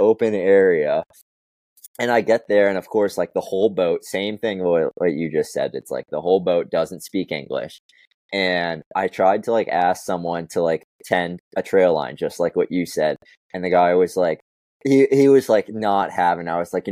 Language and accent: English; Florida, United States; when I was growing up in Florida in August